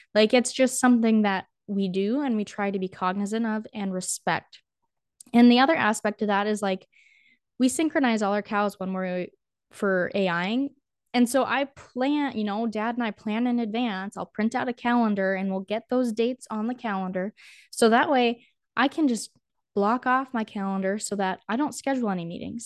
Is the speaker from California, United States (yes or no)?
no; North Dakota, United States; also born or lived in Lincoln, Nebraska; I grew up in North Dakota, born and raised